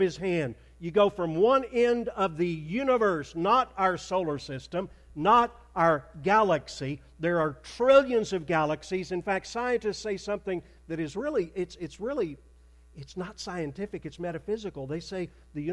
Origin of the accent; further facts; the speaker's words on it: Arkansas, United States; moved away as an adult; also born or lived in Plano, Texas; I grew up in Arkansas.